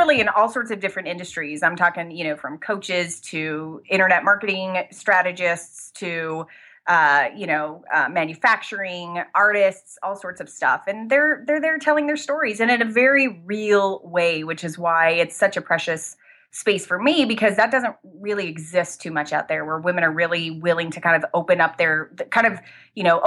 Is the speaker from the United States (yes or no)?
yes; Arizona, United States; I am from Arizona. I'm a Southwest girl